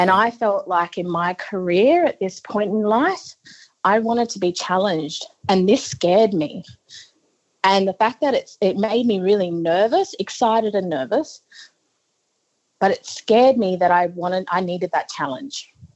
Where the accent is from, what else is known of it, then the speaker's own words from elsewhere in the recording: northeast Arnhem Land, Northern Territory, Australia; I'm a very proud Yolngu woman from northeast Arnhem Land